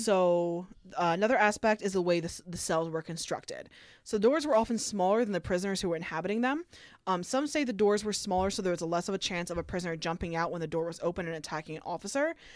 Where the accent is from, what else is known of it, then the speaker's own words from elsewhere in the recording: New Jersey, United States; in my hometown, New Ho-, across from Lambertville, New Hope, there was a Luke Oil